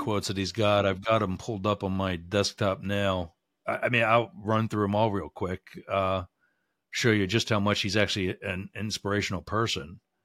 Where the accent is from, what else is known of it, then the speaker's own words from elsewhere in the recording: Boyertown, Pennsylvania, United States; my hometown